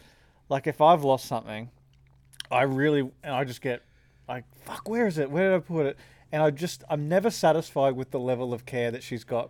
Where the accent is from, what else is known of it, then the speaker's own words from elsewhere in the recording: Emerald, Rockhampton, Queensland, Australia; Emerald, and then I lived in Rocky.